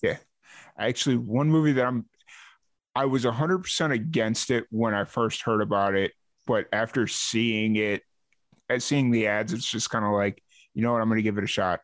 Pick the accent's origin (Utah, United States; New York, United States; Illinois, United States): Illinois, United States; Chicago; I'm from Chicago